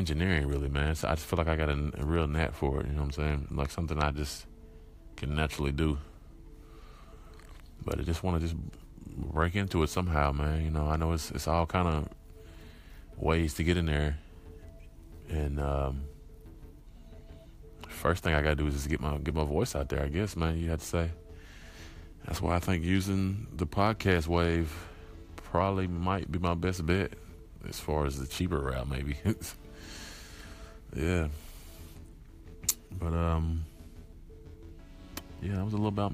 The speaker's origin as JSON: {"language": "English", "town": "Brooklyn", "region": "Mississippi", "country": "United States", "tie": "born or raised there", "also_born_or_lived": "Kansas City, Missouri", "said": "I've been raised in Brooklyn, Mississippi"}